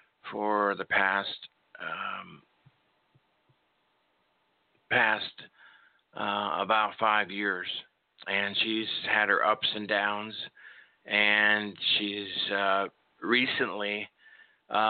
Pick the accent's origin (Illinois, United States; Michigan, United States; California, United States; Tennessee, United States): Illinois, United States; Chicago; Chicago, my hometown where I was born.